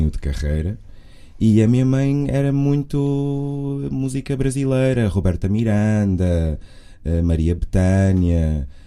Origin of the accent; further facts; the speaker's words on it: Angola; also born or lived in London; now in Portugal; porque eu cresci em Angola, né?